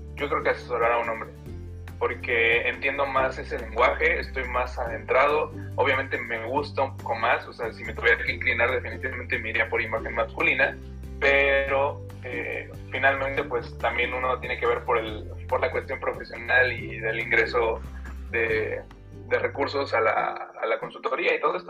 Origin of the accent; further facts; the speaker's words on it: Guanajuato, Mexico; also born or lived in Mexico City; now in Irapuato, Mexico; Soy de Guanajuato, eh, me fui a estudiar a la Ciudad de México la carrera.